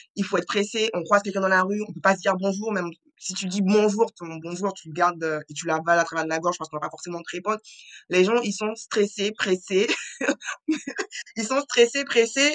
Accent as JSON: {"language": "French", "country": "French Guiana", "said": "je suis originaire de la Guyane française"}